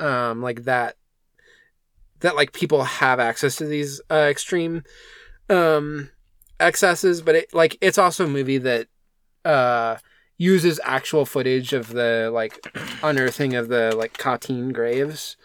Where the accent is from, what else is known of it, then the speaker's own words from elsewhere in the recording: United States; as an American